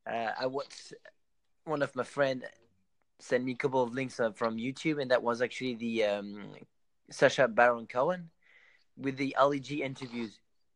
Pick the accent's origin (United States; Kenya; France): France; accent: French; English is a second language; now in Australia; my accent is a mix between a little bit Australian and maybe 70% French and 30% Australian.